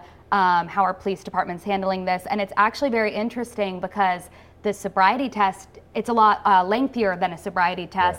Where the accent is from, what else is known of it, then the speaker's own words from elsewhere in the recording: East Greenwich, Rhode Island, United States; being able to work at my hometown news station